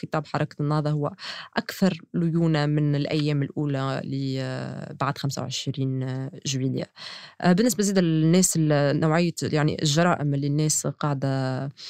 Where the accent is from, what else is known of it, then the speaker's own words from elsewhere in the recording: Tunisia; كتونسية وكصحفية